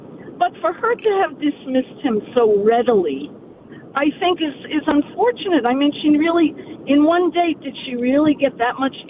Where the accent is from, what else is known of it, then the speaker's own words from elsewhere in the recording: New York City, New York, United States; I grew up in New York City, and I went to high school in Manhattan.